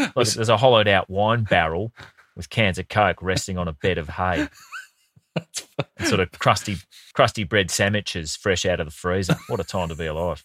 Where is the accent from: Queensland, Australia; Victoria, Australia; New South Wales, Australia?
Queensland, Australia; Brisbane; when I grew up in Brisbane